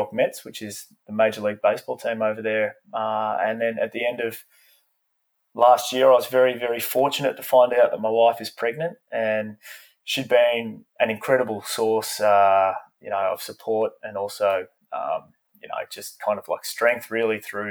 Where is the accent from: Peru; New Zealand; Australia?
Australia; moved away as an adult; growing up in Australia